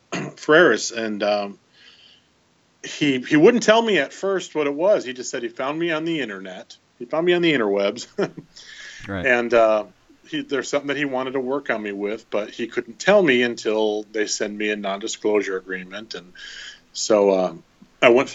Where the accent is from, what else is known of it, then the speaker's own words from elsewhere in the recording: Michigan, United States; I grew up in Michigan